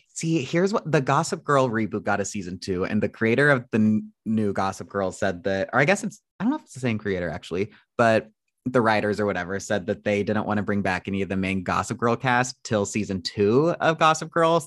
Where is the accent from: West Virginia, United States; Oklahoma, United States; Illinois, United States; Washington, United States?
Illinois, United States; Carlinville; now in Los Angeles, United States; I'm from Illinois, but like closer to Springfield.